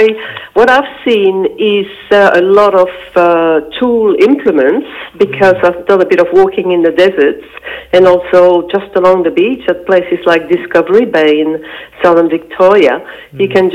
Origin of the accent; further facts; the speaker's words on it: Belgium; first language French; English is a second language; moved away as an adult; now in Australia; Belgium, yes. Yeah. And my first language is French, which is why I've got a funny accent.